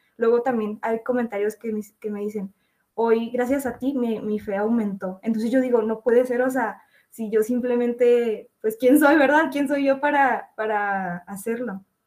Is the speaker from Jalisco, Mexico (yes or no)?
no; Chihuahua, Mexico; soy de Chihuahua, México, y tengo 20 años